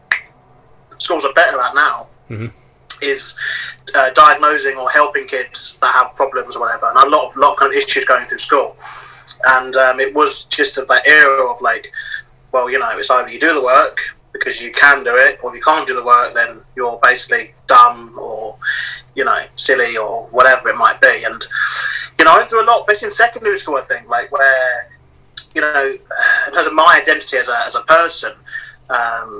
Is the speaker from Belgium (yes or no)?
no; London, United Kingdom; And I lived in Deptford, which is just over the bridge. And yeah, grew up here basically. So South London boy